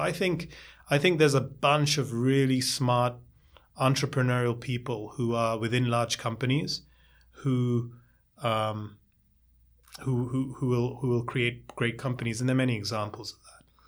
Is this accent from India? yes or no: yes; India; now in New York, United States; I'm originally from India